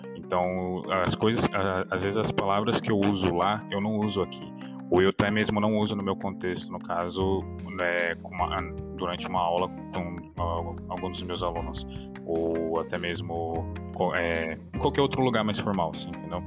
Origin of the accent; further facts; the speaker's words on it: Brazil; first language Portuguese; eu sou brasileiro, se eu falo português brasileiro como língua nativa